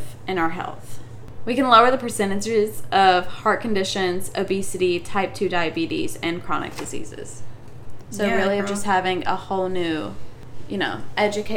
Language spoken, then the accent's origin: English; United States; we're from America